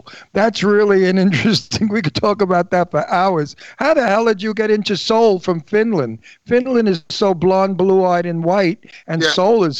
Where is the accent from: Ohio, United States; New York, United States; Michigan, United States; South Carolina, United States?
New York, United States; New York City; moved away as an adult; now in Palm Springs, United States; I'm a native New Yorker. You know, I was born in Brooklyn, New York, and I lived in New York the majority of my life, and I miss it so. I love California. I love Palm Springs, but I'll always be a New Yorker in my heart.